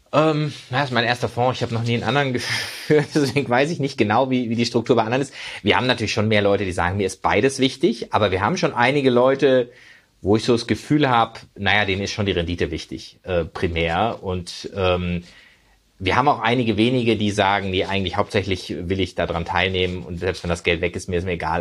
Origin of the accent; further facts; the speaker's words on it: Freiburg, Baden-Württemberg, Germany; moved away; also born or lived in United States; ich bin zum Beispiel in Freiburg groß geworden.